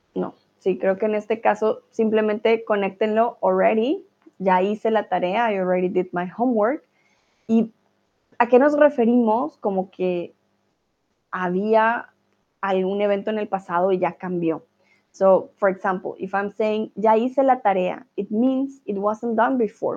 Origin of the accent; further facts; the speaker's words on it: Colombia; first language Spanish; now in Germany; Soy de Colombia, vivo en Alemania